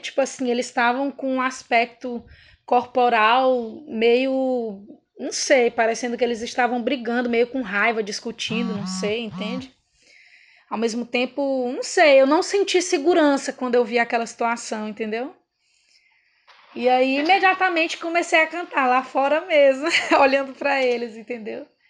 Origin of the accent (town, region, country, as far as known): Pará, Brazil